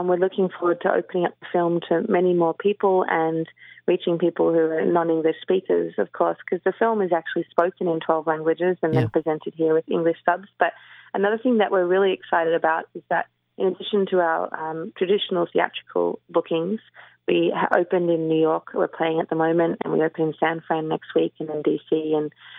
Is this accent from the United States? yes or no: no; Melbourne, Victoria, Australia; I grew up in Melbourne.